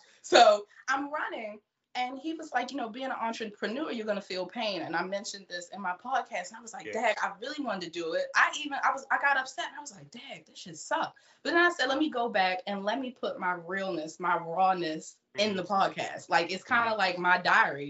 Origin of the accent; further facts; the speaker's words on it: Baltimore, Maryland, United States; accent: Baltimore; I was from Baltimore. East